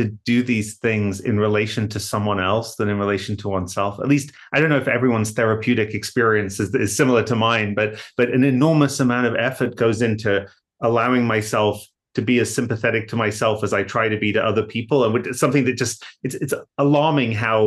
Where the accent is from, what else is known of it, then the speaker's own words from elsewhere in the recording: Hull, Yorkshire and the Humber, United Kingdom; moved away as an adult; now in Massachusetts, United States; I grew up in Hull in England and came to the US for grad school